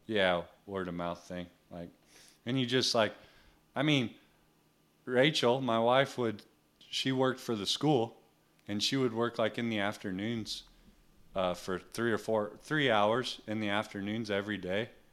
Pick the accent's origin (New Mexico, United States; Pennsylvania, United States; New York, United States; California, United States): New Mexico, United States; I grew up in New Mexico